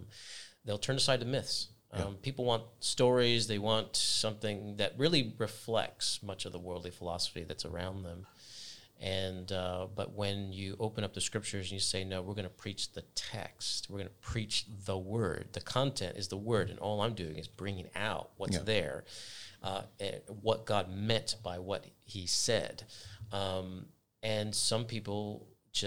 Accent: United States; now in New Zealand; Whenever I've started somewhere new, even in New Zealand, like I'm coming from America, I had to adjust

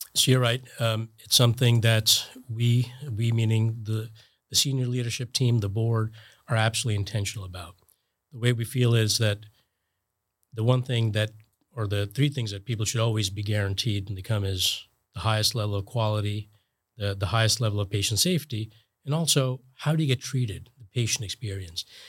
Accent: New Jersey, United States; moved away as an adult; also born or lived in Connecticut / Boston; now in Florida, United States; I grew up in New Jersey, and my folks still live there.

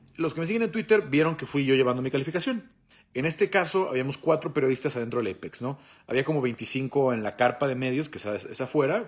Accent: Mexico; soy mexicano

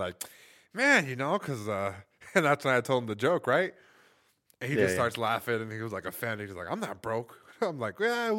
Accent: California, United States; now in Colorado, United States; I'm from Cali

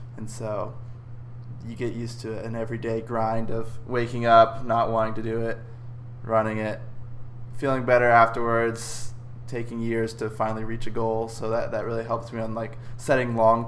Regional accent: Dallas, Texas, United States; I grew up in the Dallas area, suburbs of Dallas, all of my life, and now I'm at SMU with you

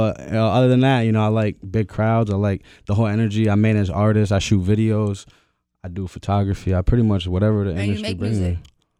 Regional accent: Albany, New York, United States; I'm from Albany. I went to Bishop McGinn. I went to McGinn.

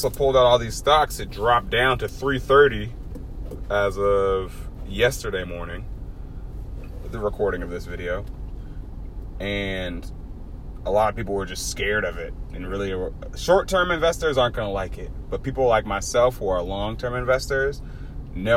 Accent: Boston, Massachusetts, United States; I'm from Dorchester

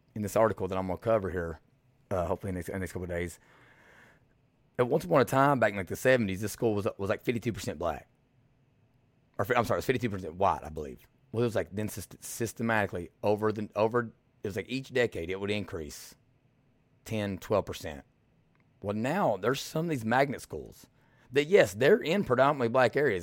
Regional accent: Eastern Kentucky, United States; now in Louisville, United States; I'm from Eastern Kentucky

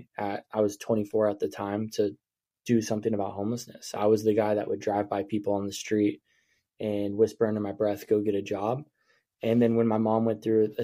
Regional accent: Coos Bay, Oregon, United States; also born or lived in Willamette Valley, Oregon / Salem, Oregon; I come from Coos Bay, Oregon. I grew up in a little town on the Oregon coast

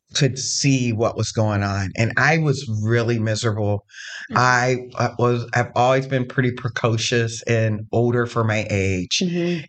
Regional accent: Zanesville, Ohio, United States; now in Columbus, United States; I come from Zanesville

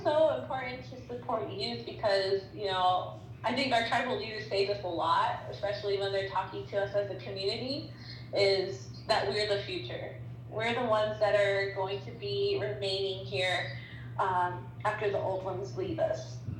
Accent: Santo Domingo Pueblo, New Mexico, United States; I'm from the Pueblo of Gila, also known as Santo Domingo Pueblo

